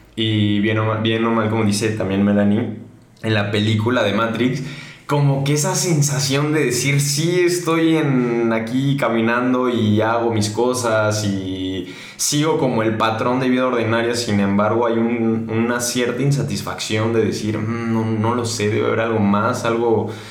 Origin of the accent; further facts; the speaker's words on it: Mexico; nosotros como mexicanos